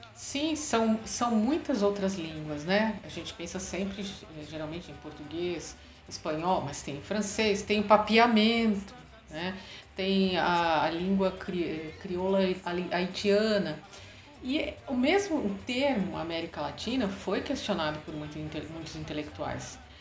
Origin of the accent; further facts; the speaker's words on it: Brazil; nós brasileiros